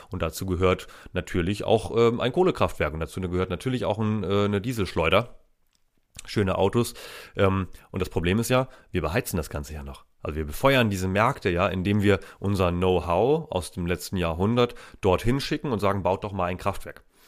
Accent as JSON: {"language": "German", "area": "Steinburg district", "region": "Schleswig-Holstein", "country": "Germany", "said": "Da, wo ich herkomme, das ist in Schleswig-Holstein"}